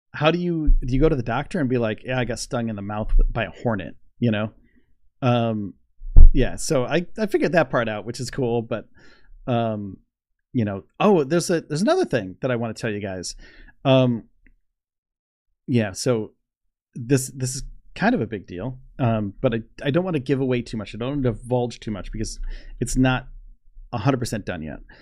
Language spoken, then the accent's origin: English; Northeast, United States; also born or lived in Orlando, Florida; I'm from the Northeast.